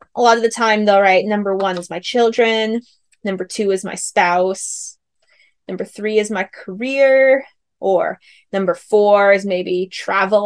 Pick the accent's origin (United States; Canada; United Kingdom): United States; New York; moved away as an adult; now in California, United States; I'm from New York. I came out here to California from New York to um, do my program